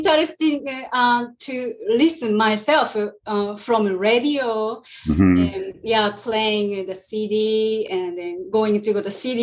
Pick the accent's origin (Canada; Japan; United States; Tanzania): Japan; Fukui; English is a second language; my hometown is called Fukui, Fukui Prefecture.